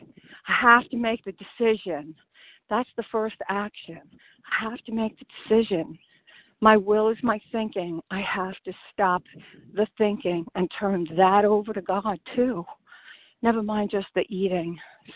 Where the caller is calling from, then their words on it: St. Augustine, Florida, United States; I'm calling from St. Augustine, Florida.